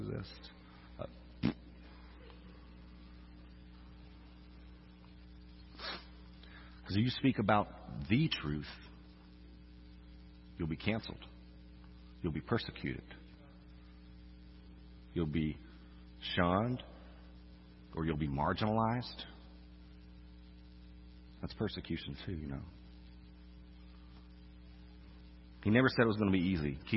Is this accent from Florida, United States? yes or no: yes; Orlando, Florida, United States; moved away as an adult; also born or lived in Arkansas; now in Louisiana, United States; I'm from Orlando, by the way. That's a different kind of Florida.